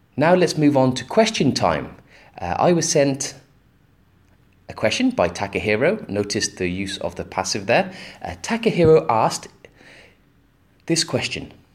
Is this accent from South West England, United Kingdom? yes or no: yes; Gloucester, South West England, United Kingdom; my hometown, Gloucester